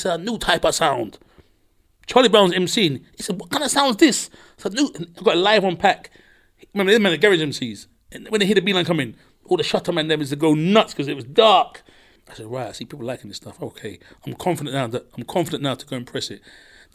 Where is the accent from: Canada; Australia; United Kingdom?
United Kingdom; London; I'm from London.